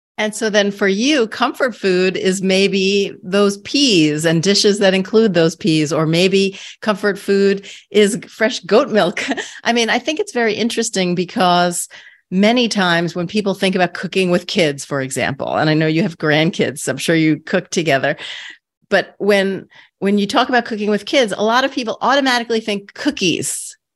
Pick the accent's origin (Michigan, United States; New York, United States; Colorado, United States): New York, United States; New York City; I grew up in Queens